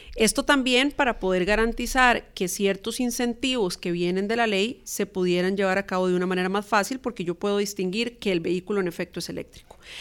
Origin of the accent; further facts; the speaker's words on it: Costa Rica; nuestra identidad como costarricenses